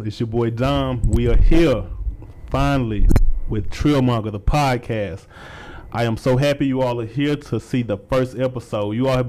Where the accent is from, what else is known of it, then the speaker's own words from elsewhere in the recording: Mississippi, United States; now in Atlanta, United States; You are a native Mississippi man, like me.